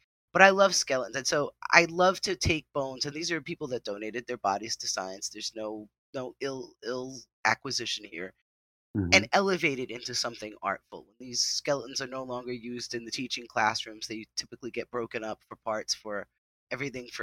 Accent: New England, United States; now in New Jersey, United States; I've lived in different places in the United States, even though I grew up in New England

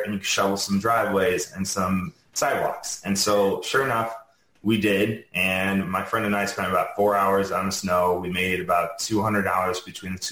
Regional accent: Chicago, Illinois, United States; moved away; I'm from Chicago originally.

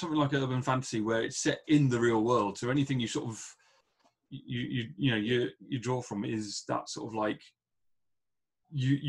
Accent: England, United Kingdom; I'm from England

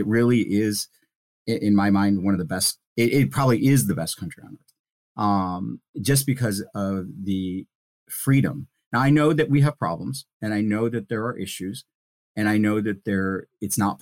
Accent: India; now in United States; So, I'm a first zero generation immigrant. I was born in India.

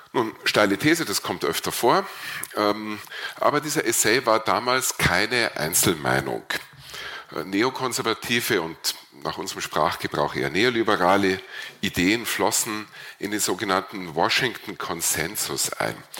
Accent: Burgenland, Austria; bei uns im Burgenland

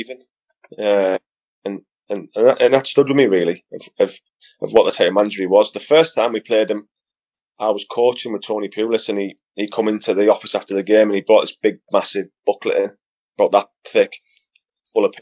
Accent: Middlesbrough, North East England, United Kingdom; my hometown team

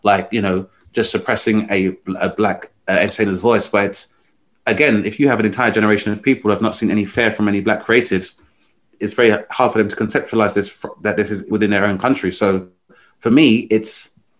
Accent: United Kingdom; we're black, we're British, we're not going anywhere

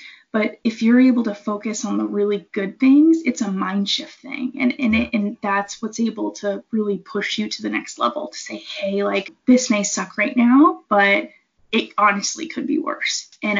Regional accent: East Coast, United States; And I came from the East Coast, so like we don't have mountains like over there. We've got like hills.

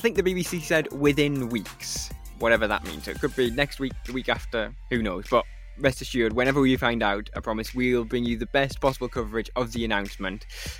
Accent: Newcastle, North East England, United Kingdom; And I've never been more proud to say I'm from Newcastle and to be a Eurovision fan at the same time.

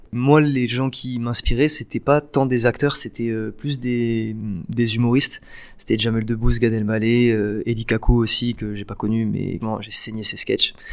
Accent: Nice, Provence-Alpes-Côte d'Azur, France; Ouais, j'ai grandi à la Nice. Côte d'Azur.

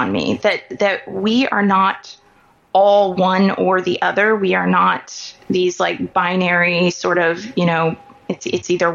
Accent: Kansas City, Missouri, United States; born or raised there

